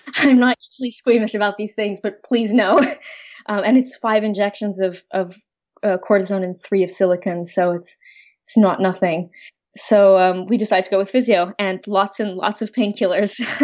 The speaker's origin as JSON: {"language": "English", "country": "Switzerland", "moved": "yes", "lives_now": "Oxford, United Kingdom", "said": "I'm from Switzerland originally"}